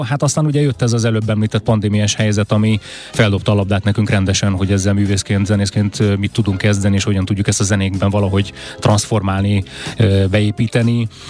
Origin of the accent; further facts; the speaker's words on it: Budapest, Hungary; az én történetem is Budapesten kezdődik, hiszen itt születtem, itt nőttem föl, itt élek a, a mai napig